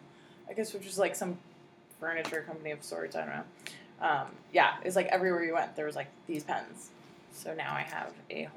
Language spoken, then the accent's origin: English; New Jersey, United States; moved away; also born or lived in New York / New Hampshire / Maine; I grew up in Jersey and New York